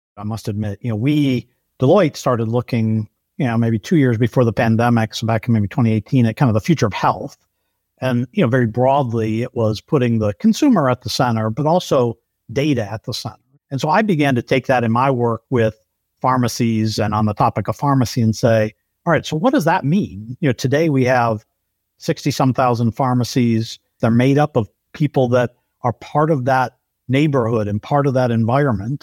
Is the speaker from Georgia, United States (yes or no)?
no; Detroit, Michigan, United States; also born or lived in Brazil; born in Brazil and then moved back to Detroit when my parents, uh, came back from serving